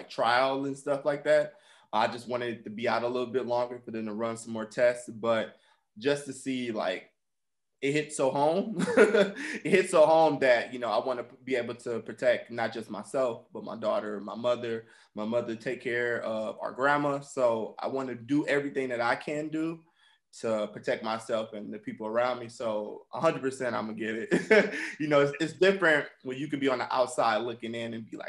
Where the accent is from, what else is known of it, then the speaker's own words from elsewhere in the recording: Milwaukee, Wisconsin, United States; also born or lived in Bridgetown, Barbados / Alabama; Not born, but I was raised in Milwaukee. I was born in Bridgetown, Barbados